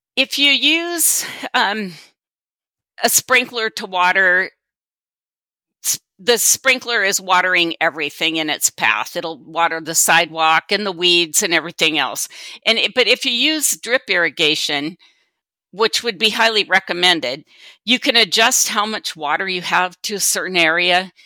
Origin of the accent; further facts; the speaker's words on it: Sumner, Washington, United States; also born or lived in Kittitas County, Washington; I was born and raised in Sumner, Washington, and transplanted to Kittitas County twenty-three years ago